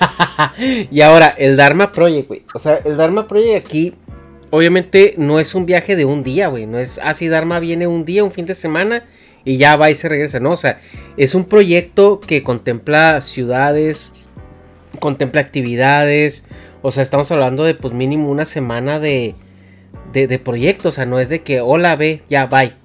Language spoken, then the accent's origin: Spanish; Mexico; yo como, como mexicano